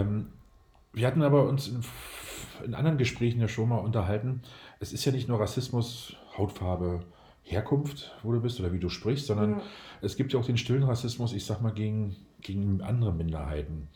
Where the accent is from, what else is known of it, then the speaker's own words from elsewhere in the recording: Berlin, Germany; Ich komme aus Berlin